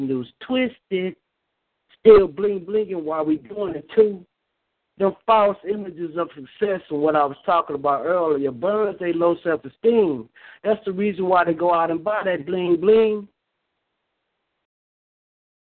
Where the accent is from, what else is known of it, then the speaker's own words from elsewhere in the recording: the South, United States; accent: Southern; moved away; I'm from the South. But up here they call me country